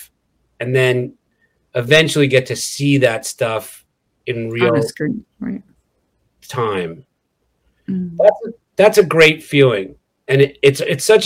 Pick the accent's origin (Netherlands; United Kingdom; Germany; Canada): Canada; Quebec; moved away as an adult; now in Los Angeles, United States; I grew up in Quebec